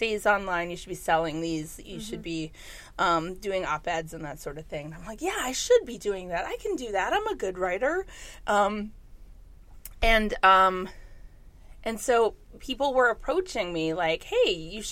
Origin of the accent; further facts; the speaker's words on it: Minnesota, United States; I'm from Minnesota.